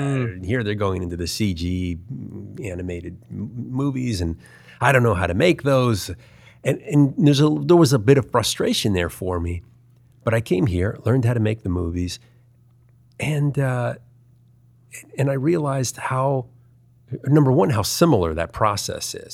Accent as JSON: {"language": "English", "town": "Baltimore", "region": "Maryland", "country": "United States", "tie": "born or raised there", "also_born_or_lived": "Culver City, California", "moved": "yes", "said": "I grew up in Baltimore, Maryland."}